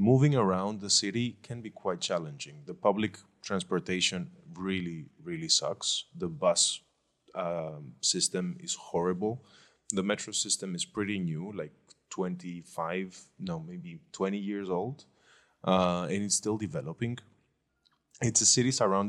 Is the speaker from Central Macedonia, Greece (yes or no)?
no; Athens, Attica, Greece; moved away; also born or lived in Glyfada; I was born in Athens, literally, Marousi, in fact. But I lived here.